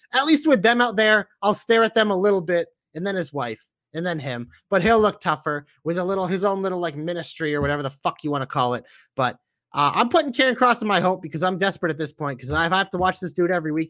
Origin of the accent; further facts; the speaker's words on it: Boston, Massachusetts, United States; accent: Boston; I have a little bit of a Boston accent myself